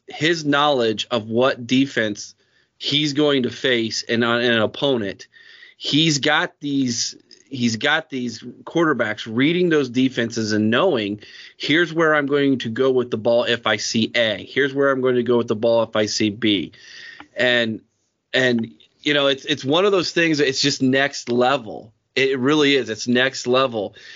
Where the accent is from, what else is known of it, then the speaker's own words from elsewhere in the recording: Mount Vernon, Ohio, United States; the area that I grew up in in Knox County from the Mount Vernon